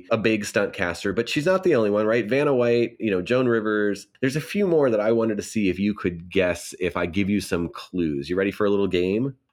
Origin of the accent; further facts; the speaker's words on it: Scotland, United Kingdom; I'm Scottish.